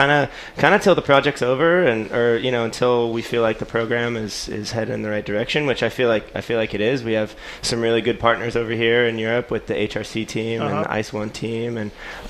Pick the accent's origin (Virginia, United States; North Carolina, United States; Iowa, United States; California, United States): California, United States; moved away; being the guy at the GPs who's from California